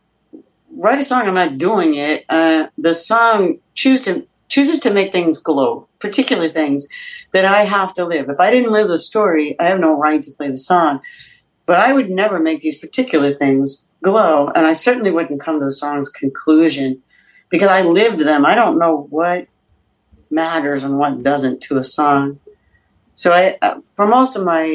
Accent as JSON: {"language": "English", "country": "United States", "said": "I'm American"}